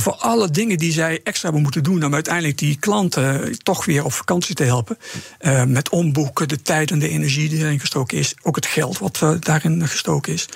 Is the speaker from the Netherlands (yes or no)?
yes; Netherlands; als Nederlanders